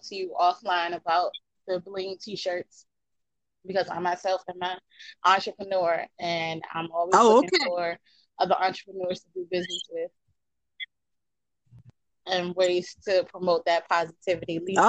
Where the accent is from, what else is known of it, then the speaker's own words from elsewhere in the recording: New York, United States; moved away; I'm a New Yorker